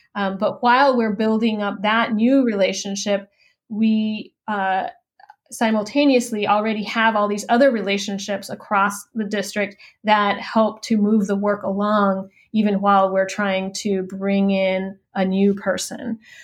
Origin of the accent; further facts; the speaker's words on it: Laredo, Texas, United States; moved away as an adult; also born or lived in California; I grew up in Laredo, Texas, uh, which is on the U.S. Mexican border. My family is from Mexico, um, but I was born and raised uh, on the border